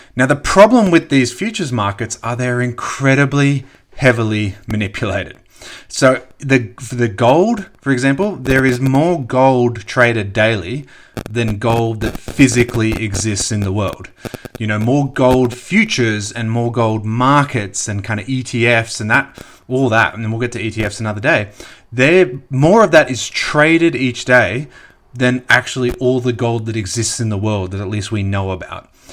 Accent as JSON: {"language": "English", "country": "Australia"}